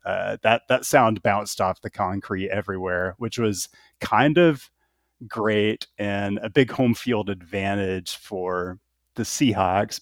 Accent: Seattle, Washington, United States; moved away; I grew up in Seattle um, and still to this day, even though I haven't lived there for a couple decades

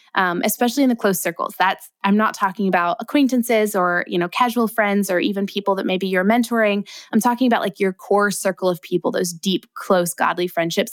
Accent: Ohio, United States; moved away as an adult; also born or lived in Northern California; now in Southern California, United States; I was from Ohio

